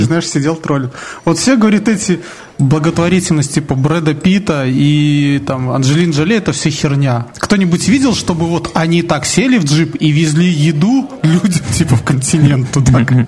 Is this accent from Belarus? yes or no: yes; Belarus